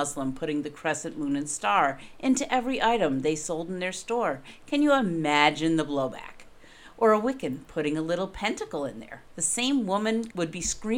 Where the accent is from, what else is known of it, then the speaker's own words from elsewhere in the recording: New England, United States; I'm from New England